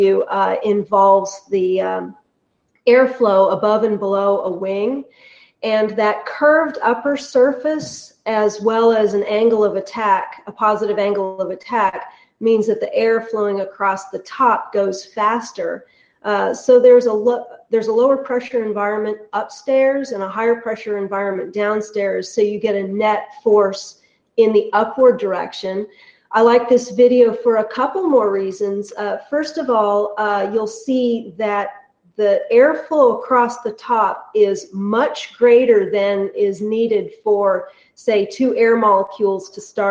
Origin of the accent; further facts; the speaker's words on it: California, United States; moved away as an adult; also born or lived in Illinois / Sewanee, Tennessee; I grew up in California and watching the planes take off and land at Moffett Field out there